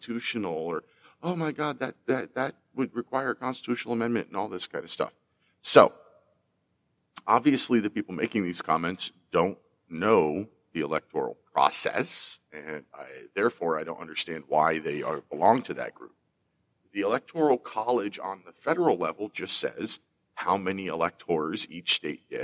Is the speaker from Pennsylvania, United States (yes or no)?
yes; Pennsylvania, United States; my home state of Pennsylvania